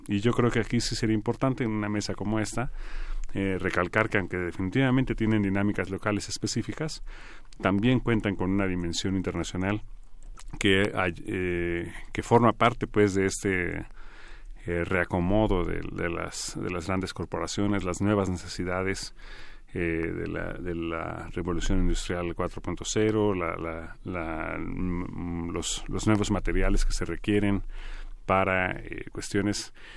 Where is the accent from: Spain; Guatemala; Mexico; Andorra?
Mexico; como mexicano